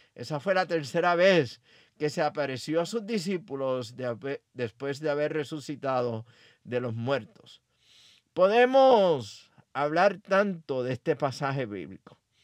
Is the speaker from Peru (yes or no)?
no; Aguadilla, Puerto Rico; mi pueblo natal Aguadilla, Puerto Rico